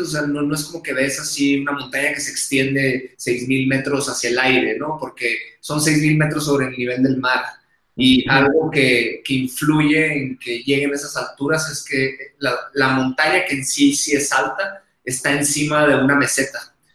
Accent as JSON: {"language": "Spanish", "town": "Hermosillo", "region": "Sonora", "country": "Mexico", "accent": "acento golpeado de vaquero", "moved": "yes", "lives_now": "Mexico City, Mexico", "said": "me van a escuchar acento golpeado de vaquero, porque soy de Sonora, soy del norte, Hermosillo"}